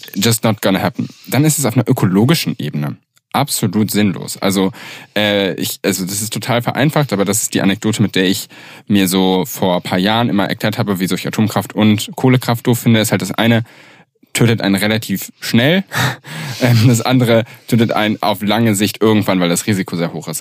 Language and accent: German; Göttingen, Lower Saxony, Germany; ich komme aus Göttingen